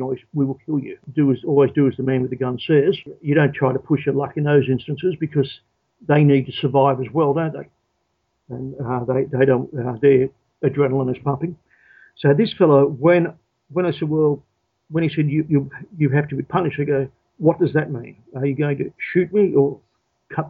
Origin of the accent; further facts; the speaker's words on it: Australia; I suppose I'm very much Australian in my way of thinking and so on and manner